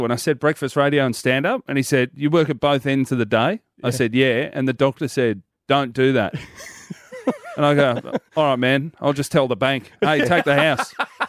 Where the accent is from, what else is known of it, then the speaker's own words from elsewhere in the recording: Hoppers Crossing, Victoria, Australia; as a kid, I grew up in Hoppers Crossing, 3029, represent the western suburbs of Melbourne.